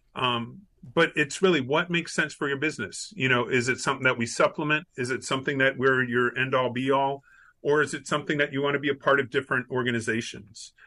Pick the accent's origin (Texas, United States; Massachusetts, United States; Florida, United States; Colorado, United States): Florida, United States; Miami; also born or lived in Tennessee; now in Orlando, United States; I grew up in Miami, Florida, uh, went to college in Tennessee, uh, my, made my way back to Florida after graduating, and um, uh, made my way to Orlando